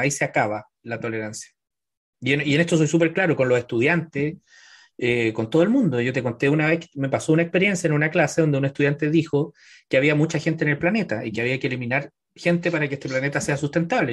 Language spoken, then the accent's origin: Spanish; Chile; somos medio apocados en Chile